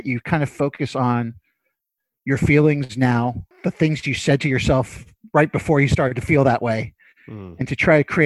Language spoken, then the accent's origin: English; New York City, New York, United States; I'm from Brooklyn, born and raised, still living there